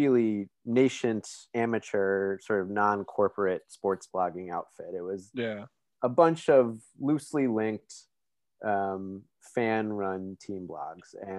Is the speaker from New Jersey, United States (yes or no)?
yes; New Jersey, United States; I grew up in New Jersey